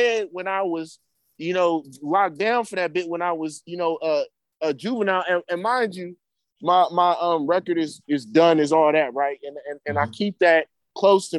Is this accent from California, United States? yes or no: yes; Berkeley, California, United States; growing up in Berkeley and around this good schooling